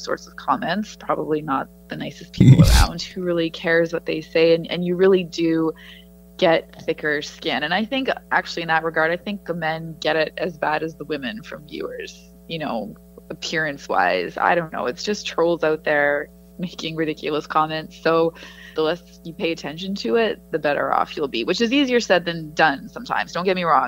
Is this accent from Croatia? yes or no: no; Edmonton, Alberta, Canada; moved away; covering the teams that I grew up watching. It was really cool for me to go to Oilers practice and be covering games and talking to the players, just to be covering an NHL team, never mind my hometown team, was awesome